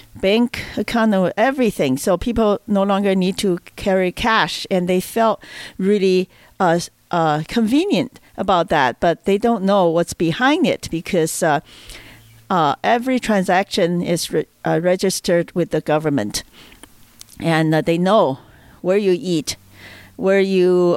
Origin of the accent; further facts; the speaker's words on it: China; moved away; I'm from China.